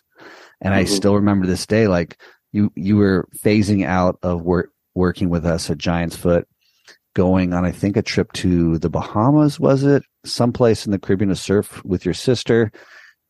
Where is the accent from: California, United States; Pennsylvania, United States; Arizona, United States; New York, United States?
California, United States; Southern; born or raised there; moved away